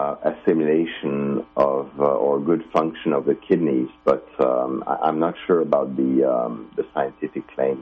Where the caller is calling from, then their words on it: Finland; I am calling you from Finland in Scandinavia.